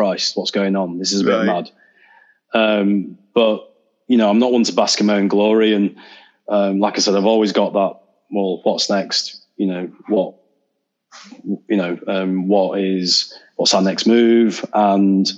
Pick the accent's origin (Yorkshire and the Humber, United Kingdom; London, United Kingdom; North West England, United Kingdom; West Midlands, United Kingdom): Yorkshire and the Humber, United Kingdom; Leeds; my hometown, Leeds.